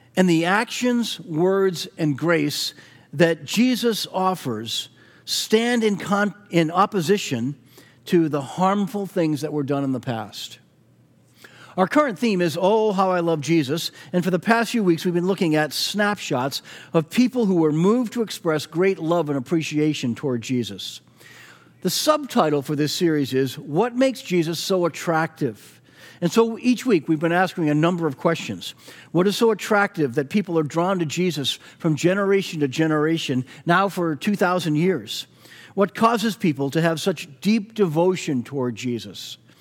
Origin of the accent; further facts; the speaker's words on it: Weymouth, Massachusetts, United States; my hometown of Weymouth